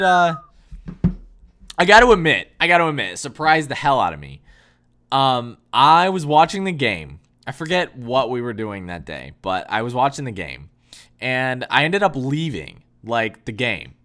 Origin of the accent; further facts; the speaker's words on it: Michigan, United States; I am like born and raised in Michigan